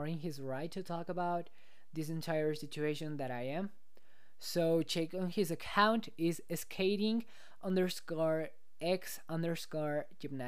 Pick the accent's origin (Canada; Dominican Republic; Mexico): Mexico; I'm from Mexico, I know that, but like, I've been living in Mexico my entire life